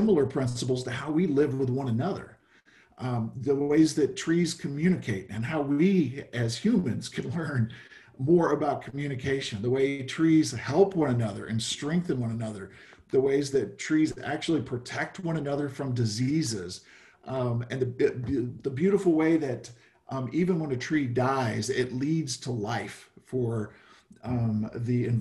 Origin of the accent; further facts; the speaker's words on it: Midwest, United States; now in San Rafael, United States; I grew up in the Midwest